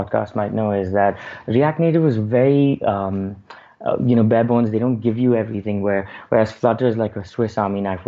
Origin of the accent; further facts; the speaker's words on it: Bangalore, Karnataka, India; I'm from India, Bangalore